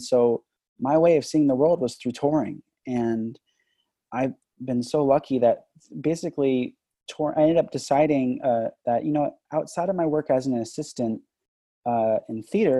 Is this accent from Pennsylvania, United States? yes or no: no; Los Angeles, California, United States; moved away; also born or lived in Boston; I grew up in Van Nuys, California